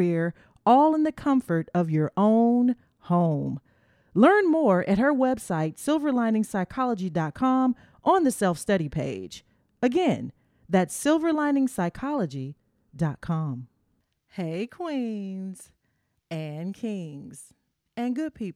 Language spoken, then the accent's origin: English; Tennessee, United States; moved away; also born or lived in New York; being a Southern girl, I'm from Tennessee